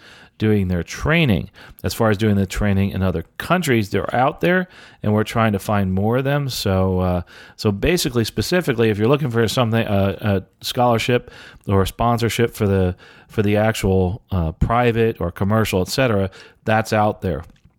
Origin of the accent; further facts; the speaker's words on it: Jamaica; now in Antigua and Barbuda; I've tried getting scholarships here in Antigua, but because I'm from Jamaica and not Antiguan, I can't get it.